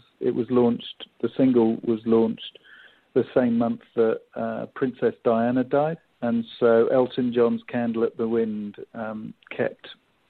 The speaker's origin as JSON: {"language": "English", "region": "England", "country": "United Kingdom", "accent": "English", "moved": "yes", "lives_now": "Seattle, United States", "said": "my English accent"}